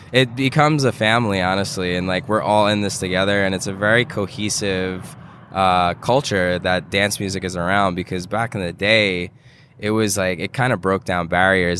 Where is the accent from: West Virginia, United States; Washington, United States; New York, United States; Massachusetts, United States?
New York, United States; New York City; growing up in New York